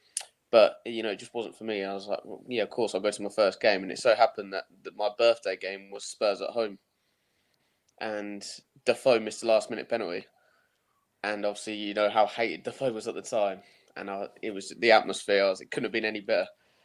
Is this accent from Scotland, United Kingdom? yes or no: no; Kettering, East Midlands, United Kingdom; I was born in Kettering, East Midlands, just a bit south of Leicester and a bit north of Northampton, somewhere in between there. Lived there for 18 years, only moved here recently.